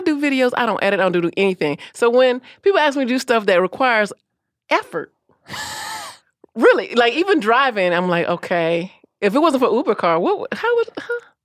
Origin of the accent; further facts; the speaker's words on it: Orlando, Florida, United States; I was born and raised in Orlando